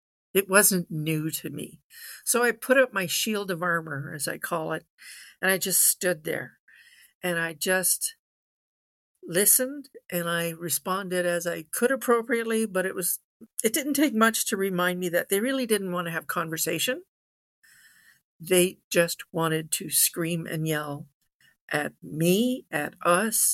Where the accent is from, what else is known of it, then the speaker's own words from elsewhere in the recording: Ottawa Valley, Ontario, Canada; I was born and bred in the Ottawa Valley, right at our seat of parliament.